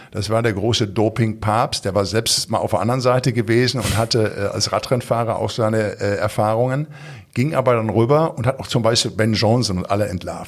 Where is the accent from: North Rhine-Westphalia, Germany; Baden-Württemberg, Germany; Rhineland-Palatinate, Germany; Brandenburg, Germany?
North Rhine-Westphalia, Germany; Recklinghausen; accent: Ruhrpott-Slang; moved away; ich komme aus dem Ruhrpott, ich bin in Recklinghausen Süd groß geworden